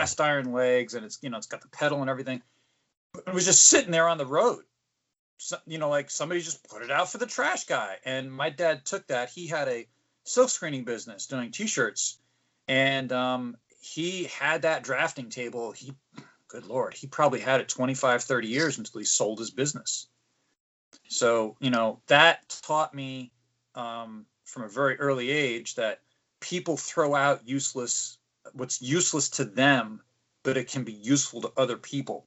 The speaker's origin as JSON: {"language": "English", "town": "Morristown", "region": "New Jersey", "country": "United States", "tie": "born or raised there", "said": "I grew up in Morristown, New Jersey, and there was a Big Garbage Day. There isn't where I live now"}